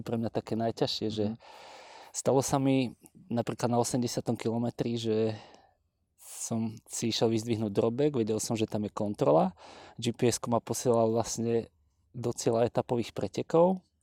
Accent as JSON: {"language": "Slovak", "town": "Trnava", "region": "Trnava Region", "country": "Slovakia", "said": "u nás v Trnave"}